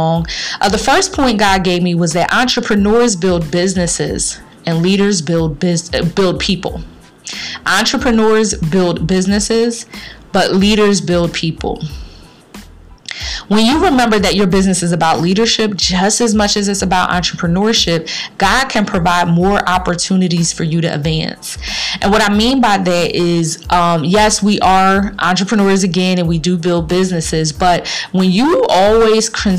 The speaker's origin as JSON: {"language": "English", "town": "Philadelphia", "region": "Pennsylvania", "country": "United States", "tie": "born or raised there", "said": "my city, my hometown of Philadelphia"}